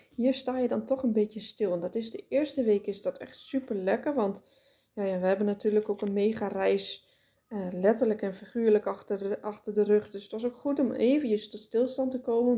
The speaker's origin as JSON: {"language": "Dutch", "country": "Netherlands", "said": "ons als Nederlanders"}